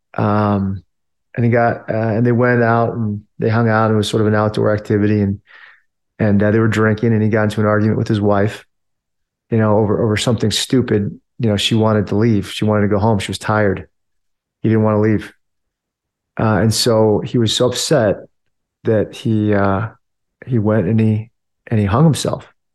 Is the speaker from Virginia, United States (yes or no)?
yes; Springfield, Virginia, United States; also born or lived in Washington, D.C.; I grew up in, in Virginia, on the Virginia side of Washington, D C, so in that area. uh, call, uh, in a town called Springfield